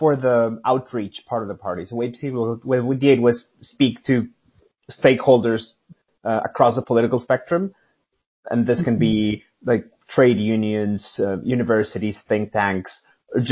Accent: Mexico City, Mexico; moved away as an adult; now in London, United Kingdom; I'm from Mexico City, and I lived there for pretty much all my life.

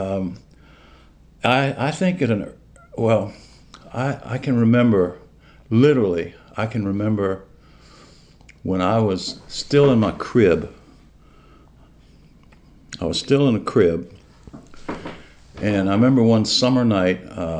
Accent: Richmond, Virginia, United States; I grew up in Richmond, Virginia

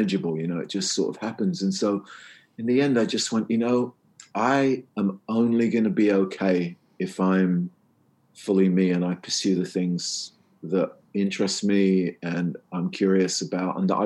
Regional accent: England, United Kingdom; I'm English

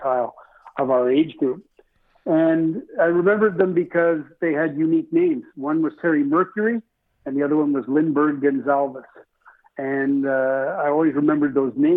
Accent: Toronto, Ontario, Canada; I grew up in Scarborough as well.

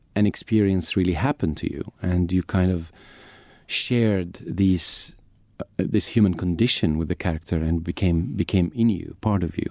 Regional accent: Egypt; also born or lived in United Kingdom; I'm an actor from Egypt

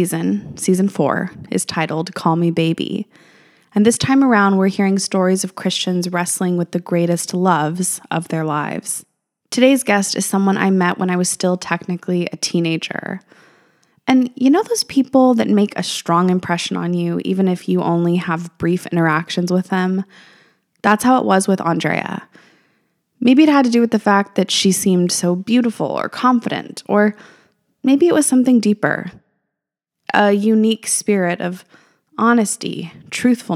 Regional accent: Albuquerque, New Mexico, United States; moved away as an adult; also born or lived in California / Hawaii / Marietta; I'm from Albuquerque, New Mexico, raised there

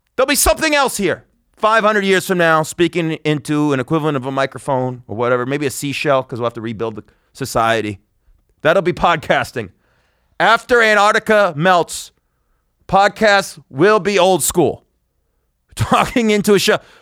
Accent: Las Vegas, Nevada, United States; my hometown of Las Vegas

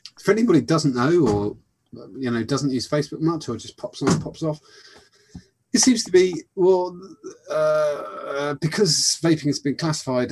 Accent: Buckinghamshire, South East England, United Kingdom; I'm from Buckinghamshire.

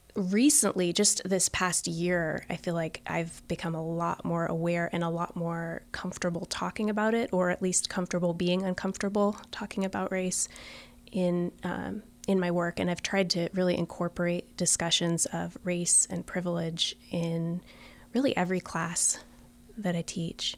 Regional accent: Florida, United States; the state where I grew up in Florida

